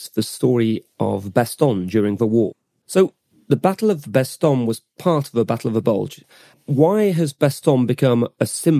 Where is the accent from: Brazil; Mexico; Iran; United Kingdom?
United Kingdom; also born or lived in France; I'm British and French.